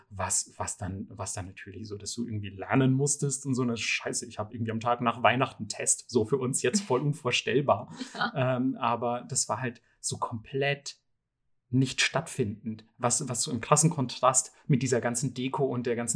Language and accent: German; Bavaria, Germany; kann ich als Bayer natürlich sehr gut relaten.